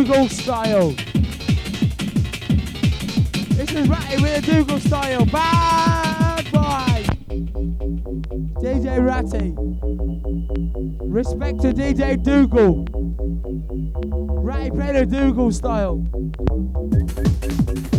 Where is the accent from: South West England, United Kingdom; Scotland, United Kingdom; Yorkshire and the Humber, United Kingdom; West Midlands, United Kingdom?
West Midlands, United Kingdom; Leamington Spa; We come from Leamington Spa